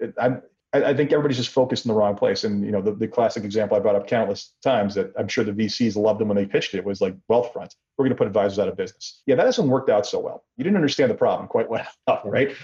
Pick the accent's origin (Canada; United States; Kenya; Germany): Canada; being Canadian